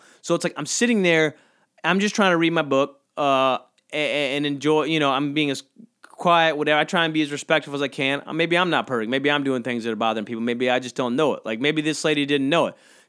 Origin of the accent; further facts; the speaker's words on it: Georgia, United States; But I think I hated it growing up because I grew up in South Georgia.